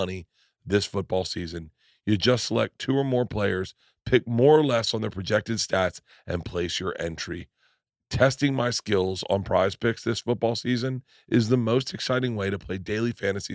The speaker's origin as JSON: {"language": "English", "town": "Tampa", "region": "Florida", "country": "United States", "tie": "born or raised there", "said": "I grew up in Tampa"}